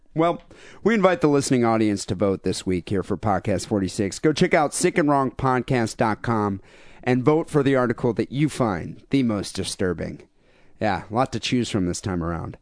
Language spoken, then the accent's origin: English; Bay City, Michigan, United States; we grew up in an area of Michigan